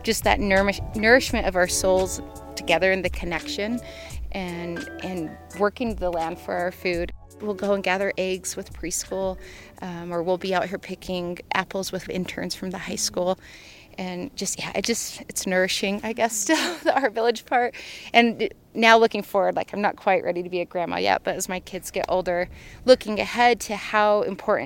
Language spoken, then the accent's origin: English; Murray, Utah, United States; now in Moab, United States; I grew up in Salt Lake City, but in a town called Murray